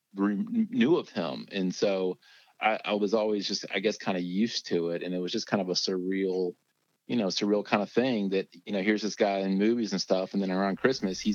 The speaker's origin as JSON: {"language": "English", "town": "Lexington", "region": "Kentucky", "country": "United States", "tie": "born or raised there", "said": "I grew up in Lexington, Kentucky"}